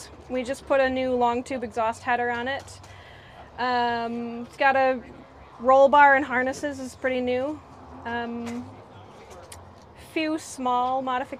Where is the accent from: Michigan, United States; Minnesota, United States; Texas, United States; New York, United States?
Michigan, United States; Holland; We're from West Michigan, Holland